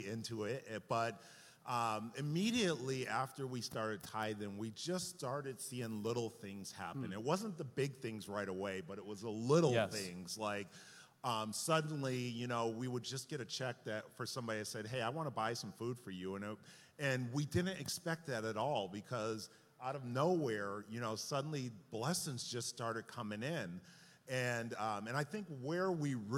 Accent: Hampden, Massachusetts, United States; I grew up in Hamden, Massachusetts, in a very suburban town where all of us got cars at the age of 16 years old

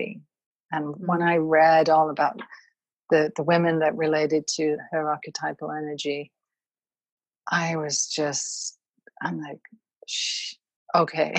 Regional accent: United Kingdom; now in United States; I'm originally from the United Kingdom

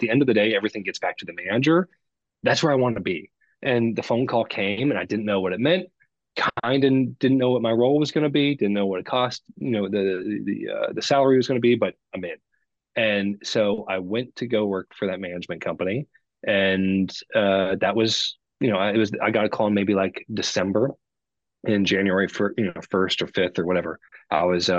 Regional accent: Midwest, United States; I grew up in the Midwest

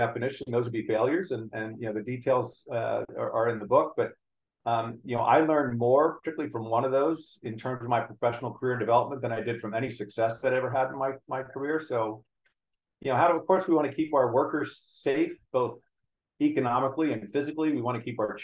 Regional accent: United States; I was born in the United States.

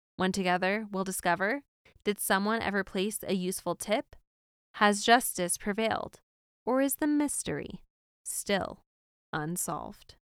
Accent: East Coast, United States; Growing up on the East Coast, I never went to Disneyland

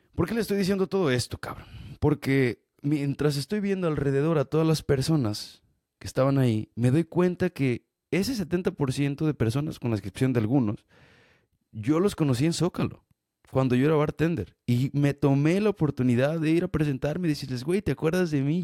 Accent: Mexico; soy mexicano

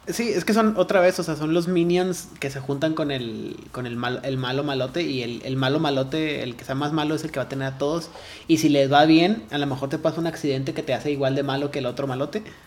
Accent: Ciudad Juárez, Chihuahua, Mexico; yo tampoco nací en Juárez, pero soy de Juárez

